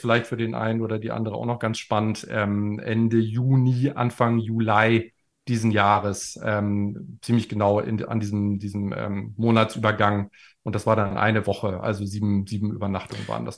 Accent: Germany; wir sind beide Deutsche

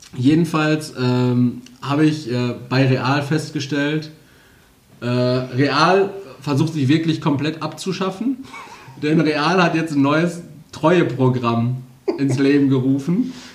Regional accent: Castrop-Rauxel, North Rhine-Westphalia, Germany; bei uns in Castro

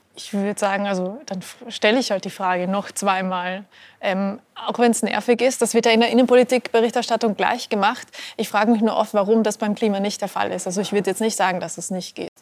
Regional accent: Austria; als Österreicherin

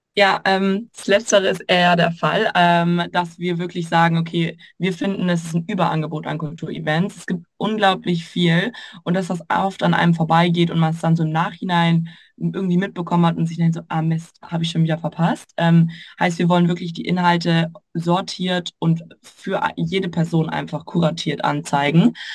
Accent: Würzburg, Bavaria, Germany; moved away; komme ursprünglich aus Würzburg

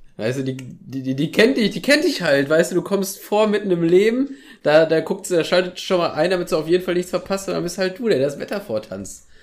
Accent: Soest, North Rhine-Westphalia, Germany; hier aus Soest

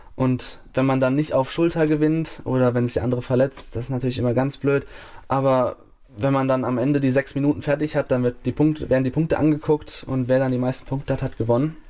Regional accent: Bavaria, Germany; moved away; es ist ein kleines Dorf gewesen, wo ich aufgewachsen bin

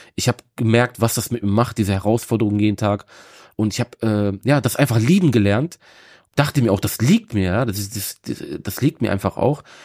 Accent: Bremen, Germany; ich bin in Bremen geboren und aufgewachsen. Also Bremen ist so meine Heimatstadt

